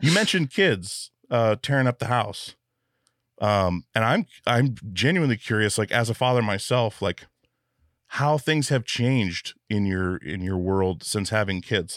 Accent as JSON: {"language": "English", "region": "Alaska", "country": "United States", "tie": "born or raised there", "said": "growing up in Alaska where things can kill you at any moment"}